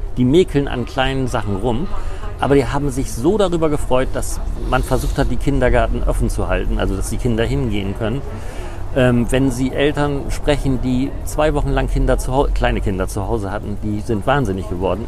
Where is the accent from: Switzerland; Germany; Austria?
Germany; Appeln, Lower Saxony; ich komme aus einem kleinen Dorf, da haben die Leute nicht so viel Geld gehabt.